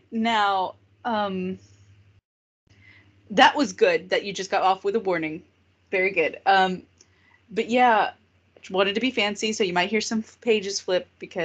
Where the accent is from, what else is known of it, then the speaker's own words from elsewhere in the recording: Texas, United States; And we are two people from Texas. Two girls.